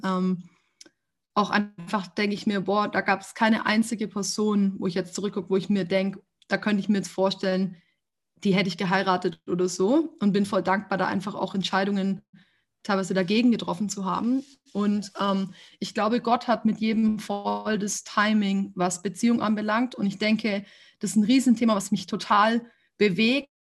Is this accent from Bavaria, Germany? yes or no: no; Ulm, Baden-Württemberg, Germany; also born or lived in Freiburg; now in Stuttgart, Germany; Ich bin geboren in Ulm